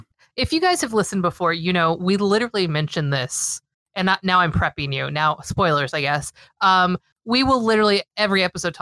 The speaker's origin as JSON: {"language": "English", "town": "Los Angeles", "region": "California", "country": "United States", "moved": "yes", "lives_now": "Minnesota, United States", "said": "I am originally from Los Angeles. I live in the Midwest now, and we don't really have a team here in Minnesota"}